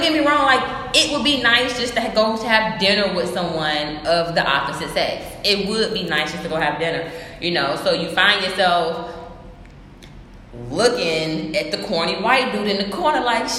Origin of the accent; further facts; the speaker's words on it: Atlanta, Georgia, United States; moved away; I'm from Atlanta.